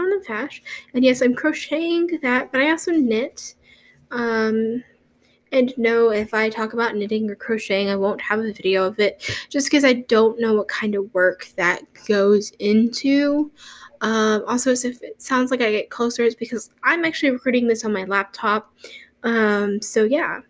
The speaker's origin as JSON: {"language": "English", "region": "Texas", "country": "United States", "said": "I live in Texas. I'm a Texan."}